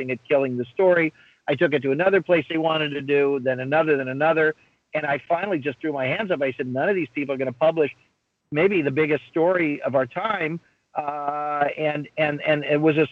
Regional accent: United States; also born or lived in Belgrade, Serbia; people became so hostile to me as an American

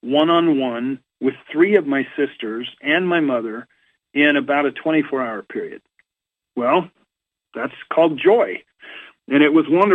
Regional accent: Orem, Utah, United States; moved away; I'm from Orem originally

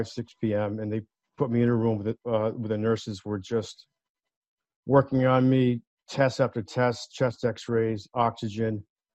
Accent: Warwick, Rhode Island, United States; Kent County Hospital in Warwick, Rhode Island, in our backyard, my backyard. I was born there on April 8th, 1970

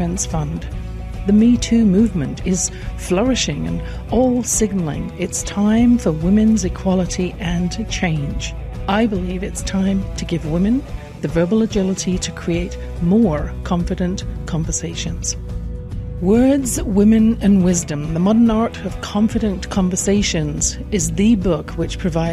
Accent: England, United Kingdom; born or raised there

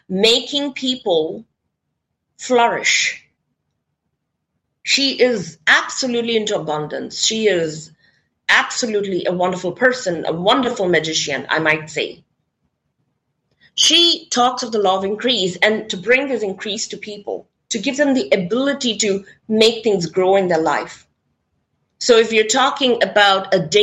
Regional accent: India; I come from India

